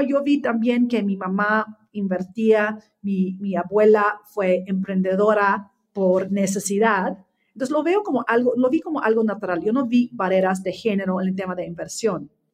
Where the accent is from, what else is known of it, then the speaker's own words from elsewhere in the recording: Australia; Spanish is a second language; moved away as an adult; now in Mexico; yo nací en Australia, que crecí ya en una familia Um, del campo